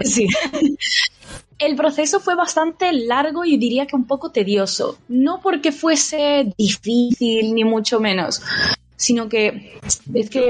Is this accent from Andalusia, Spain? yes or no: yes; Andalusia, Spain; moved away as an adult; now in Japan; nosotros además siendo andaluces